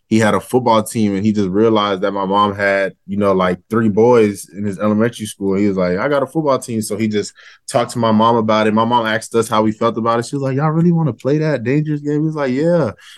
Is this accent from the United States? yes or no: no; Nigeria; I'm Nigerian, so that gives you a little background of the last name.